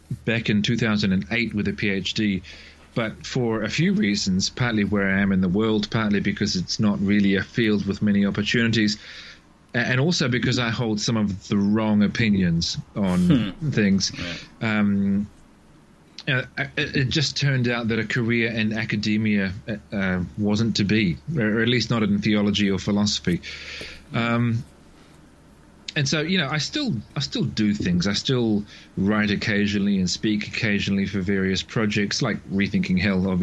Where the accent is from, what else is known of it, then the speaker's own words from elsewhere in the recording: New Zealand; I was raised in the Catholic Church until my early teens in a small town in New Zealand